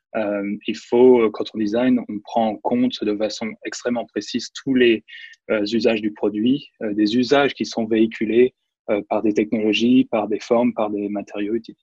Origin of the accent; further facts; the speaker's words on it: France; moved away as an adult; also born or lived in Nantes / China; now in San Francisco, United States; j'ai grandi en France.